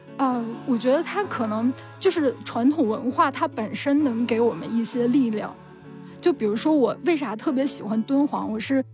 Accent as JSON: {"language": "Chinese", "town": "Anshan", "region": "Liaoning", "country": "China", "tie": "born or raised there", "moved": "yes", "said": "我前几天去了鞍山博物馆跟辽阳博物馆，我的家乡嘛"}